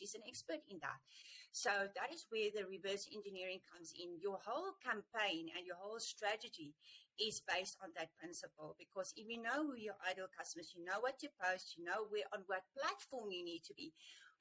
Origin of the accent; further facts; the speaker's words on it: South Africa; being a South African